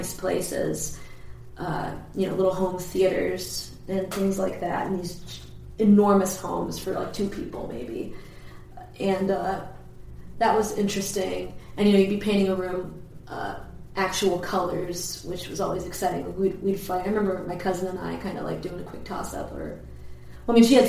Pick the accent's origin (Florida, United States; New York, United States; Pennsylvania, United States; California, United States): Pennsylvania, United States; Perkiomenville; also born or lived in New Jersey; now in Philadelphia, United States; I'm originally from New Jersey, I guess, but the town we moved to later, it's called Perkiomenville